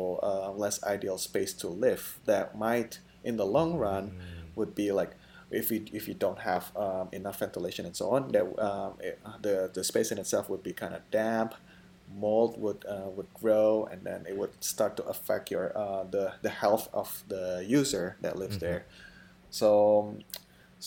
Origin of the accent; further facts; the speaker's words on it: Indonesia; moved away; I'm from Indonesia